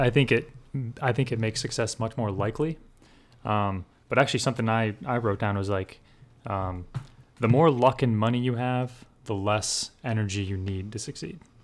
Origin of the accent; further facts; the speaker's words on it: Rockford, Illinois, United States; now in Florida, United States; Rockford, Illinois, where I'm from